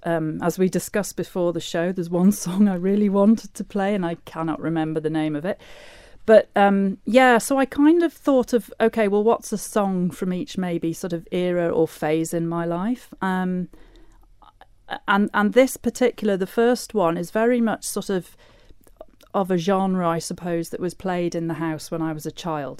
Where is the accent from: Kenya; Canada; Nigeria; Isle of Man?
Isle of Man; Laxey; I grew up in Laxey